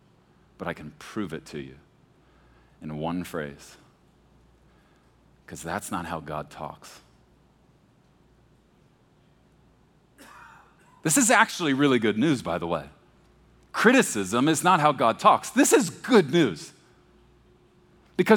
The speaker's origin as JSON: {"language": "English", "town": "Beaumont", "region": "Texas", "country": "United States", "tie": "born or raised there", "moved": "yes", "said": "When I was young, I grew up in Texas. And I mean, like, deep in the South, when I was a baby, Beaumont, Texas, outside of Houston"}